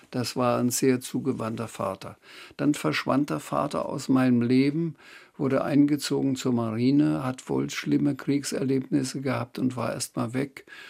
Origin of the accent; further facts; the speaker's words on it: Schweinfurt, Bavaria, Germany; ich bin groß geworden in Schweinfurt